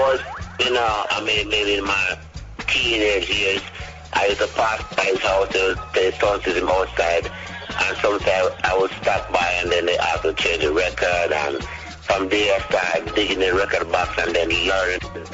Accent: Jamaica; also born or lived in Port Antonio, Portland, Jamaica / Negril, Jamaica; I grew up in two places in Jamaica

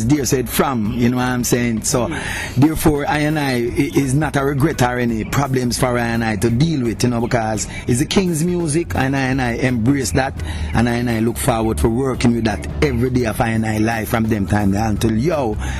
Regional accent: Kingston, Jamaica; also born or lived in Central Village; Well, I and I come from Trench Town, you know, the town where the musical showdown always been held

